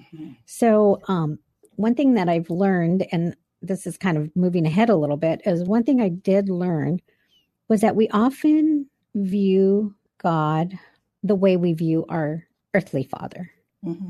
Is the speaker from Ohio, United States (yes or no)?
no; Albuquerque, New Mexico, United States; I was born in Albuquerque, New Mexico